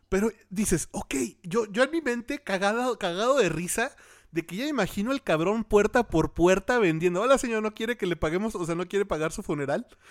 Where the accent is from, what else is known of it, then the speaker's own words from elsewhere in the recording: Torreón, Coahuila, Mexico; moved away; also born or lived in Mexico City; yo soy de Torreón, Coahuila